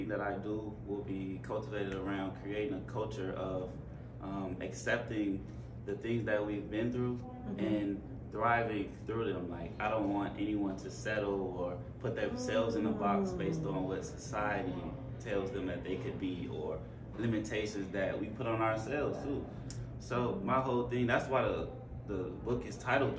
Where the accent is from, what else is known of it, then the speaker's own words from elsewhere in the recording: outside Chicago, Illinois, United States; I grew up outside Chicago